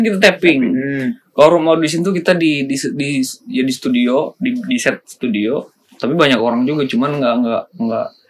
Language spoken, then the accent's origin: Indonesian; Ciamis, West Java, Indonesia; kita baru datang banget kan dari Ciamis